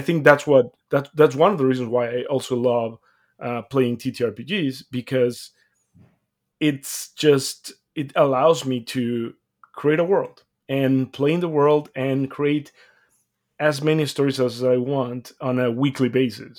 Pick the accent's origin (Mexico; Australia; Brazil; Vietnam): Mexico; moved away; I'm come from Mexico. I was born and raised there